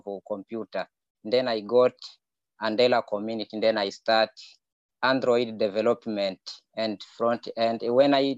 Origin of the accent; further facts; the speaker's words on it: DR Congo; moved away as an adult; now in Kakuma, Kenya; I'm from Democratic Republic of Congo